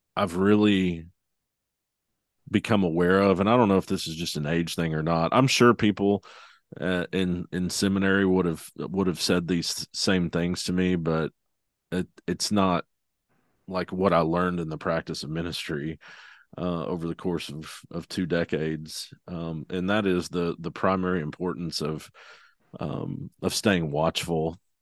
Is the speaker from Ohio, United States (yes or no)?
no; Arkansas, United States; now in Tulsa, United States; I'm, I'm from Arkansas originally, so bordering uh, Oklahoma.